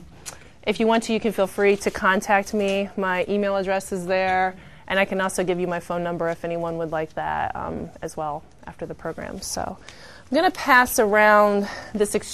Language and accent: English; Findlay, Ohio, United States; I'm from Findlay, Ohio, so Bowling Green's close